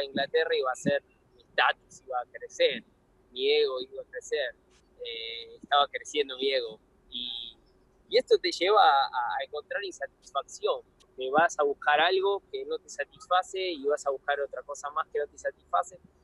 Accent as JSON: {"language": "Spanish", "region": "Buenos Aires", "country": "Argentina", "tie": "born or raised there", "said": "Yo me crié en Buenos Aires"}